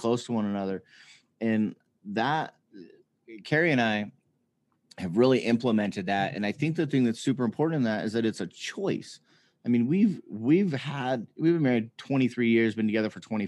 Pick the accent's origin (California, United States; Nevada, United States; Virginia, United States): Nevada, United States; Las Vegas; I grew up in Las Vegas.